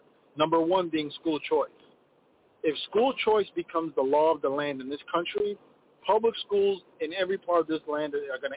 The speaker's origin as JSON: {"language": "English", "country": "Ethiopia", "tie": "born or raised there", "moved": "yes", "lives_now": "Minneapolis, United States", "said": "in my home country, Ethiopia"}